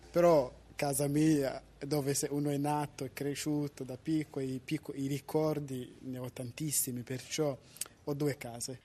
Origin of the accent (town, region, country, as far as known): Rwanda; Italian is a second language; now in Italy